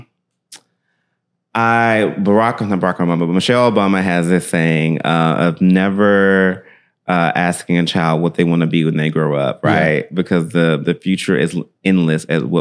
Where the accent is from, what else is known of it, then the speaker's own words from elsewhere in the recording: Memphis, Tennessee, United States; I grew up in Memphis all my life